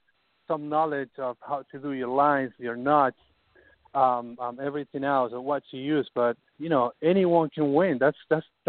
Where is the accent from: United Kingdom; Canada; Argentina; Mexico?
Argentina; also born or lived in Hallandale, Florida; now in Florida, United States; I'm from Argentina, and we don't have the same fishery that is down here